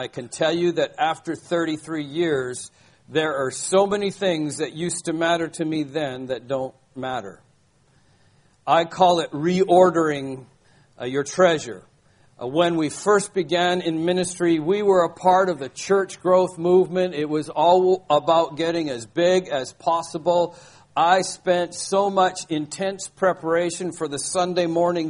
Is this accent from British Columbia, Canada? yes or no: yes; Vancouver, British Columbia, Canada; Sherry and I are now living in my hometown, Vancouver